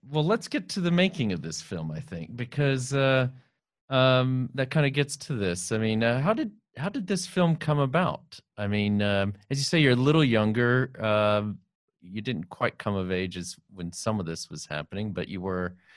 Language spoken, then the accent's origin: English; San Antonio, Texas, United States; I grew up in San Antonio, Texas